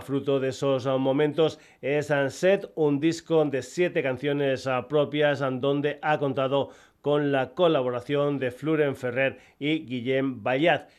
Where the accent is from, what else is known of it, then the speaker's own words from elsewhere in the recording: Extremadura, Spain; gente de mi tierra, de Extremadura